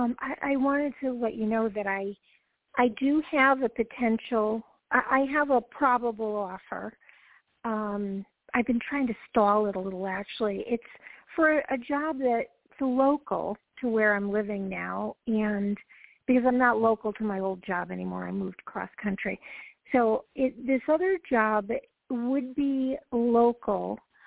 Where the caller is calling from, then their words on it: Georgia, United States; From Georgia.